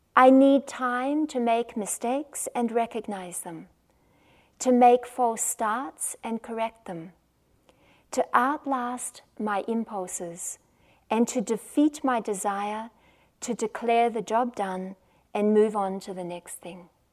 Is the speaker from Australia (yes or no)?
yes; Australia; accent: Australian; I'm the one from Australia, as you can probably tell from my accent